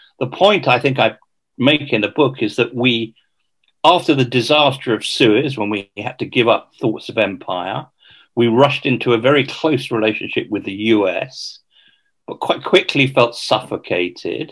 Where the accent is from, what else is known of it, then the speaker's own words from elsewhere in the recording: United Kingdom; I have an Irish mother and Welsh father. I've never regarded myself as English, regarded myself as British